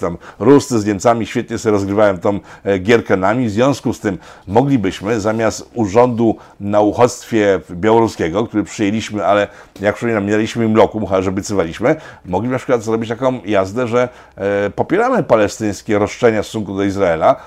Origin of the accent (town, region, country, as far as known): Poland